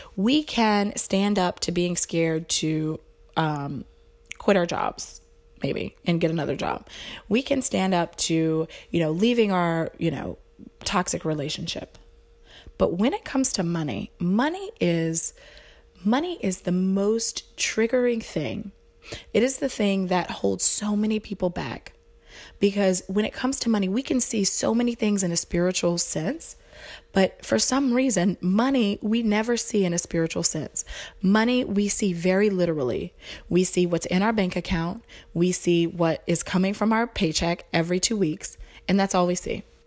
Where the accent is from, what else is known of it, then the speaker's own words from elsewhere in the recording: the South, United States; I was raised in the South, so super, you know, Bible Belt, religious